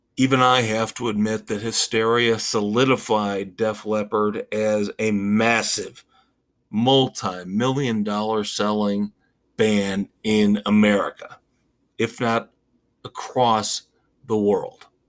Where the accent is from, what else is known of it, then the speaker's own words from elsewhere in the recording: Indiana, United States; moved away; my home state, Indiana